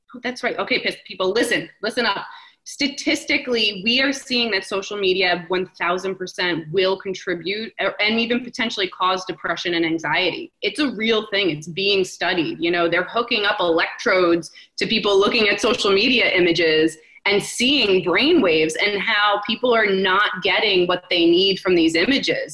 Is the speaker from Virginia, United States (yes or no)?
no; New Jersey, United States; I'm a New Yorker at heart. I grew up five minutes from the city in Jersey